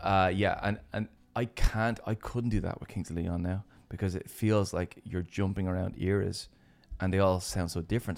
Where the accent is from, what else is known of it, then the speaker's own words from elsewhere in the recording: Ireland; as Irish people